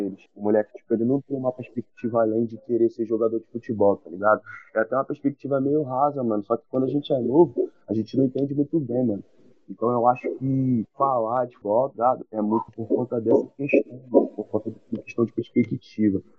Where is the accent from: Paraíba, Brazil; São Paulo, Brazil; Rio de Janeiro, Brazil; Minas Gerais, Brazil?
Rio de Janeiro, Brazil; also born or lived in Espírito Santo; Eu vim de Marechal Hermes, tá ligado? Eu sou cria de Marechal Hermes, da Zona Norte. Tipo, nunca morei em outro lugar